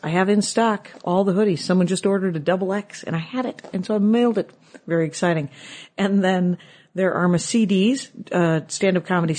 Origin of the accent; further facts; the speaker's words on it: Midwest, United States; those of us who grew up in the Midwest.